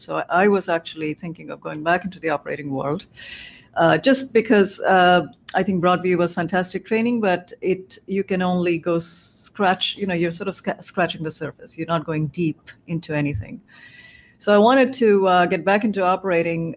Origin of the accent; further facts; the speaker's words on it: India; moved away as an adult; also born or lived in South Carolina; now in Cambridge, United States; I grew up in India